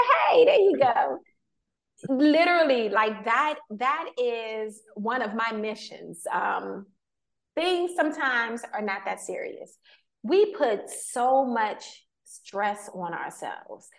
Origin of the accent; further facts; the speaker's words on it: Washington, District of Columbia, United States; me growing up in Washington, D.C., that's Chocolate City